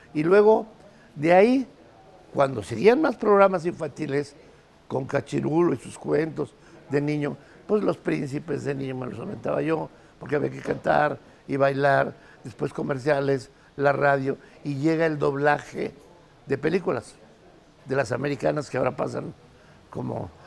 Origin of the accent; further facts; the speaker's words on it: Mexico City, Mexico; yo vivía por allá por el barrio de la Lagunilla